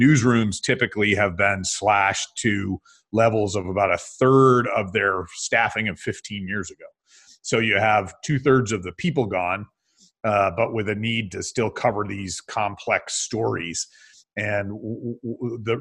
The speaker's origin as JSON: {"language": "English", "town": "Binghamton", "region": "New York", "country": "United States", "tie": "born or raised there", "also_born_or_lived": "San Francisco", "moved": "as an adult", "said": "in my hometown of Binghamton, New York"}